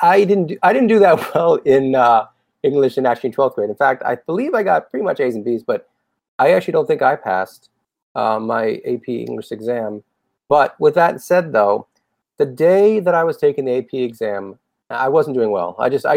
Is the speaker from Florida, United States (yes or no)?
yes; Boca Raton, Florida, United States; also born or lived in Studio City, Los Angeles; now in Los Angeles, United States; I do have fond memories of growing up in Boca Raton. I had a great childhood.